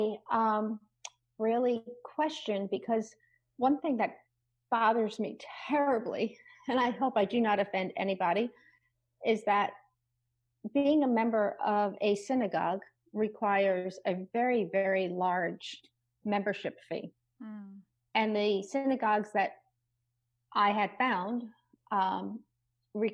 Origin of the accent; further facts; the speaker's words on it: Rockland County, outside New York City, United States; I grew up in outside of New York City in Rockland County, which is across the Hudson River